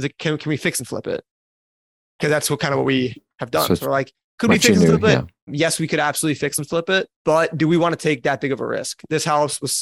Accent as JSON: {"language": "English", "region": "Wisconsin", "country": "United States", "tie": "born or raised there", "also_born_or_lived": "Florida", "moved": "as an adult", "said": "where I grew up in Wisconsin, even though I was in Florida at the time for college"}